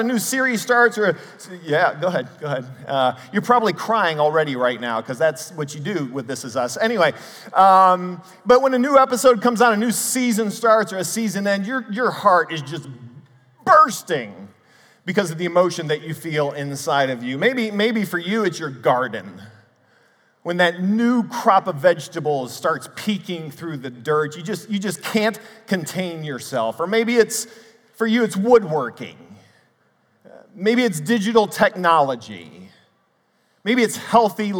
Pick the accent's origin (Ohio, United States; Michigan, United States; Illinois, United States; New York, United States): Ohio, United States; Cleveland; I grew up in the Cleveland area, and I was raised to love sports.